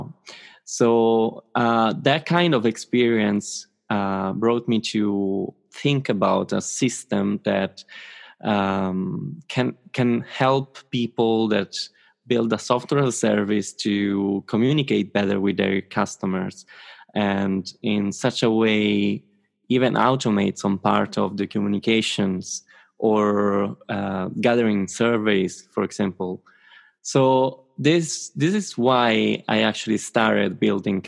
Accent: Rome, Lazio, Italy; I'm from Rome

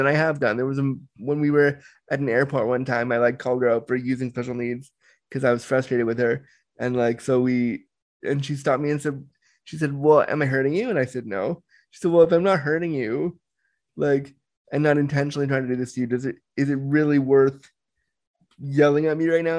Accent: Toronto, Ontario, Canada; also born or lived in Orange County, California; I was born in Orange County, California, but I was raised in Toronto, Canada. So I call Toronto home, and I live in Toronto

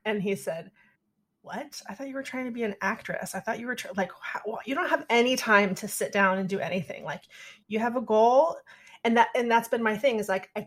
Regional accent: Sacramento, California, United States; moved away; also born or lived in Chicago / Bay Area, California; growing up in Sacramento

